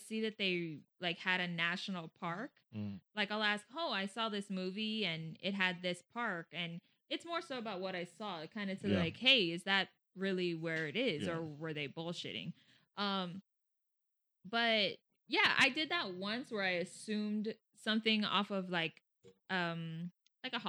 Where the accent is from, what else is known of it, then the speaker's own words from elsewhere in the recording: Puebla, Mexico; first language Spanish; English is a second language; moved away; I grew up in Puebla, which is at the southernmost tip of Mexico